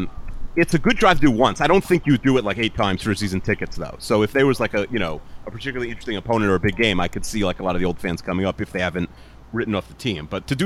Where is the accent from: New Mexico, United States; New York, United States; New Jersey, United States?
New York, United States; I'm from New York